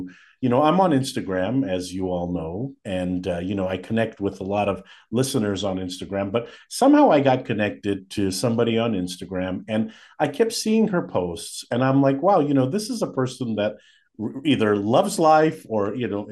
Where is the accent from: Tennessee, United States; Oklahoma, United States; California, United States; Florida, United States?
California, United States; Fresno; also born or lived in Glendale, California; I was born in Glendale. Shout out to Glendale. But I was raised in Fresno